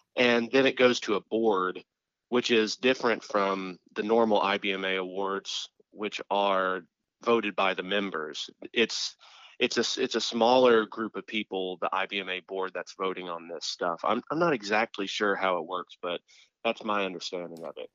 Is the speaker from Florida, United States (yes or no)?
yes; Tampa area, Florida, United States; in the Tampa area, about an hour east of Tampa.